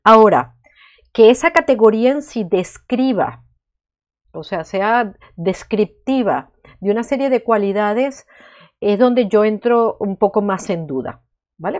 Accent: Venezuela; now in Spain; Yo nací en Venezuela, llevo viviendo en España muchísimos años

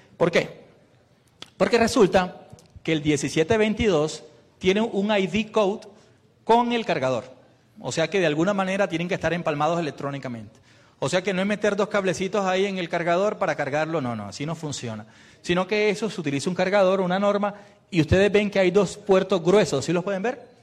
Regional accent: Colombia

